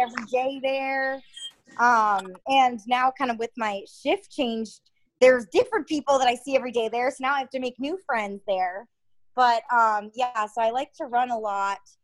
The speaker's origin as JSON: {"language": "English", "region": "Connecticut", "country": "United States", "moved": "yes", "said": "I am from Connecticut, um, where I'm from is probably around 45 minutes out of New York City"}